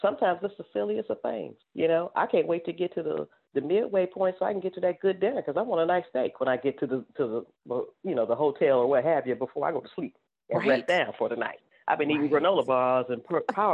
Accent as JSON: {"language": "English", "town": "Cleveland", "region": "Ohio", "country": "United States", "tie": "born or raised there", "said": "I'm from an inner city, you know, I'm from Cleveland, Ohio. I'm a baby of the 70s, you know, so coming through during those times was a little challenging"}